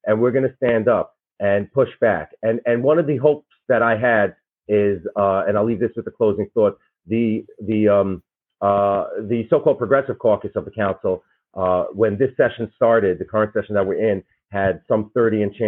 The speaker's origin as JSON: {"language": "English", "town": "New York City", "region": "New York", "country": "United States", "said": "We are from Brooklyn"}